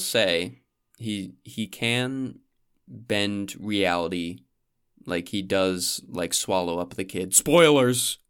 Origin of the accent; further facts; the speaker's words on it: New Hampshire, United States; skiing at my hometown ski lodge